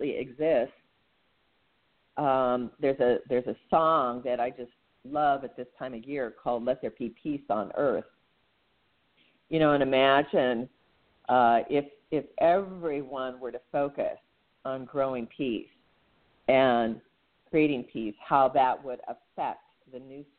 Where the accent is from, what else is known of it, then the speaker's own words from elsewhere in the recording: Alaska, United States; We're from Alaska